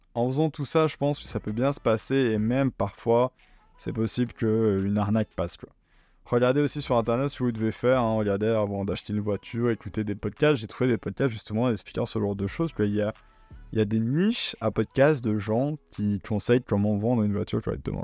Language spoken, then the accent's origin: French; Belgium; je suis belge